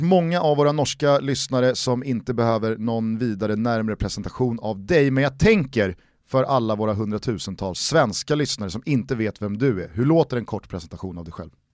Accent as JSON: {"language": "Swedish", "country": "Sweden", "said": "man som svensk fotbollssupporter"}